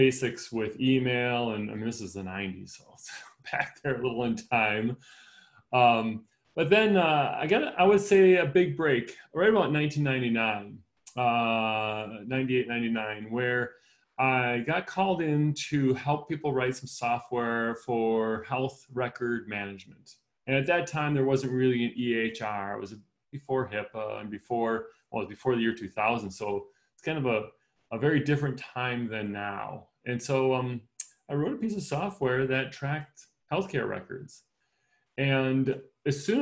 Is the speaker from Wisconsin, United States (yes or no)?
yes; Wisconsin, United States; I was raised in Wisconsin